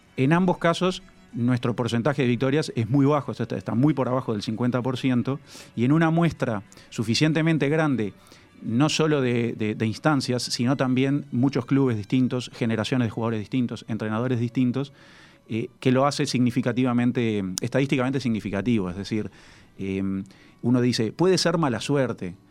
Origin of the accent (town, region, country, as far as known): Uruguay